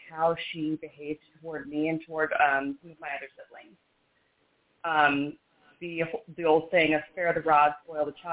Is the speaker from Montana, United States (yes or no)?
yes; Missoula, Montana, United States; So um, I'm originally from Missoula, Montana, and if we think our weather here is bad, they're getting like negative 42 or something back home right now.